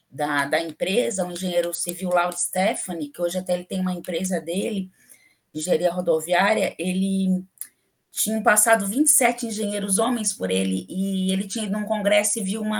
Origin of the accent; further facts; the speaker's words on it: Rio Grande do Sul, Brazil; quando eu, nessas viagens para para o Rio Grande do Sul, né, lá na minha cidade, eu sofri um acidente de carro horrível quando eu tinha 13 anos de idade.